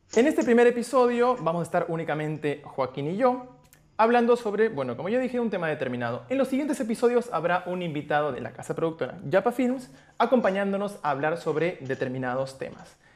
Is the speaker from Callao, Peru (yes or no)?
no; Arequipa, Peru; now in Buenos Aires, Argentina; soy arequipeño, pero actualmente resido en la Ciudad de Buenos Aires.